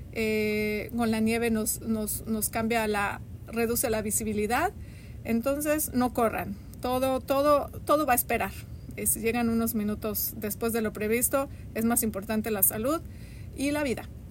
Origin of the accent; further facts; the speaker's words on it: Mexico City, Mexico; moved away as an adult; now in Bloomington, United States; yo soy de la Ciudad de México